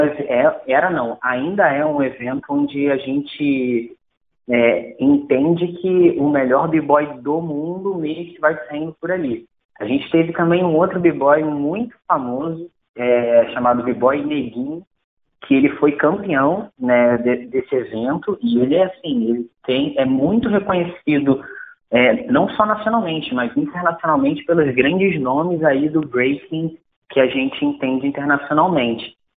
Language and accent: Portuguese; Brazil; eu sou brasileiro